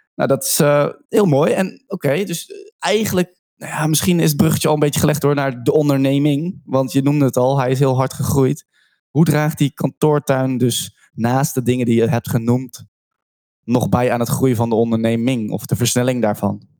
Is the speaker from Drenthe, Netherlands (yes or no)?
no; Rotterdam, South Holland, Netherlands; Ik kom zelf uit Rotterdam.